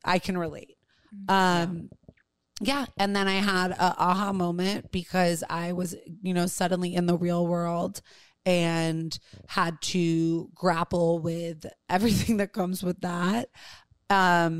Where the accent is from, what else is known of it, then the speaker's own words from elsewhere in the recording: New York City, New York, United States; I grew up with tremendous privilege on the Upper East Side of Manhattan